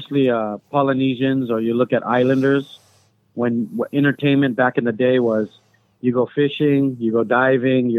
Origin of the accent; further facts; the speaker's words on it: Lanai, Hawaii, United States; when we grew up on Lanai, there was no fast food